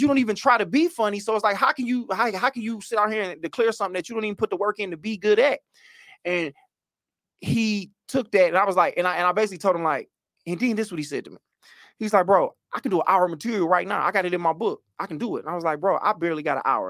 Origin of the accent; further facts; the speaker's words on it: Oak Park, Michigan, United States; I'm from Oak Park, but I take the Detroit moniker on